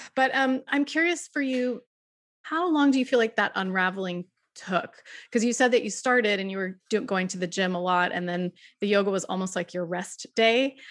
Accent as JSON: {"language": "English", "region": "Pennsylvania", "country": "United States", "tie": "born or raised there", "said": "I grew up in Pennsylvania"}